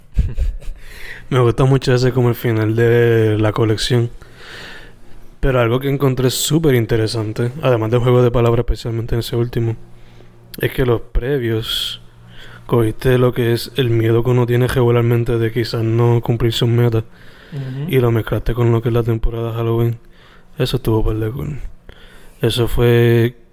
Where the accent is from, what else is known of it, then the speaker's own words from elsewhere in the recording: Sabana Grande, Puerto Rico; mi pueblo nativo, bueno, mi pueblo de crianza de Sabana Grande